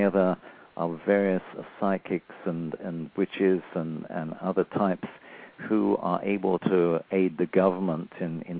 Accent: Nottingham, East Midlands, United Kingdom; also born or lived in London; now in United States; I was born in 1934. And during the Second World War, when it broke out in 1939, we moved up from London. We moved up to Nottingham, the home of Robin Hood, of course.

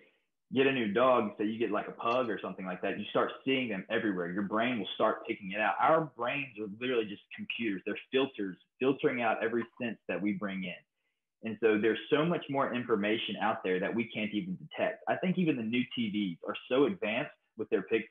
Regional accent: United States; growing up in America with Hollywood

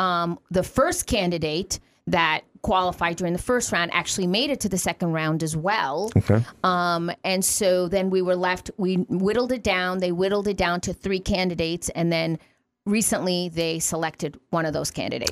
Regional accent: New York City, New York, United States; moved away as an adult; now in Watertown, United States; I'm from New York City

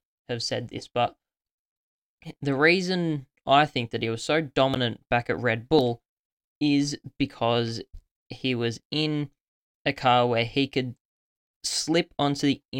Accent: Australia; being an Australian myself

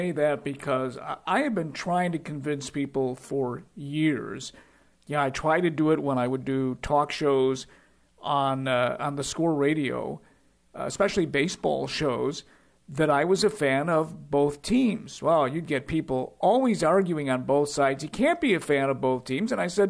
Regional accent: Chicago, Illinois, United States; I was born at Mount Sinai on the South Side.

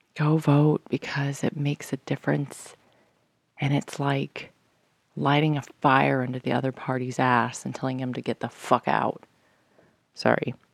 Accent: United States; I'm American

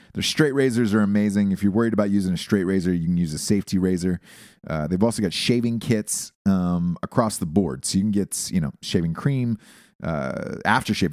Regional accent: Georgia, United States; I'm from Georgia

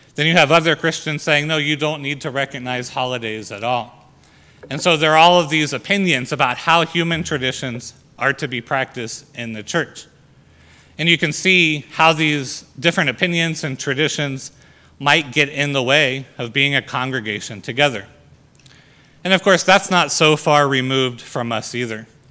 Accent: United States; our freedom as Americans

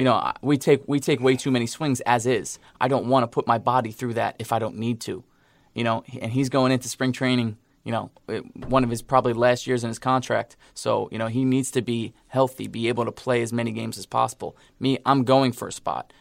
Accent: New York, United States; I'm from New York

